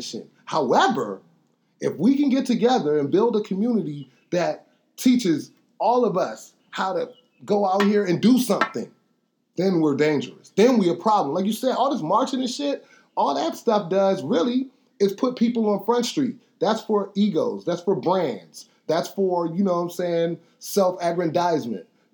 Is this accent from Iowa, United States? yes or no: no; Washington, District of Columbia, United States; we come from Northwest DC